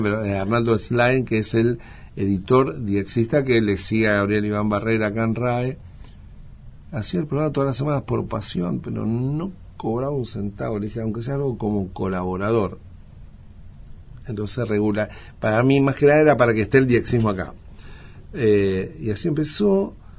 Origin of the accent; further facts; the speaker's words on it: Buenos Aires, Argentina; soy argentino, soy de Buenos Aires